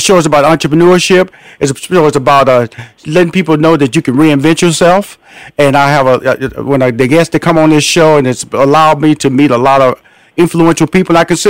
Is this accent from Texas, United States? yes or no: yes; Houston, Texas, United States; I'm from Houston, Texas, so I have an affinity to these Texas boys